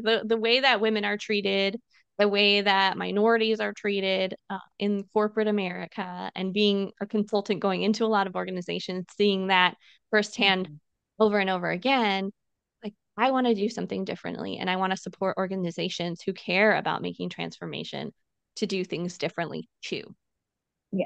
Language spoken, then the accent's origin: English; Illinois, United States; moved away as an adult; now in San Diego, United States; I grew up in Illinois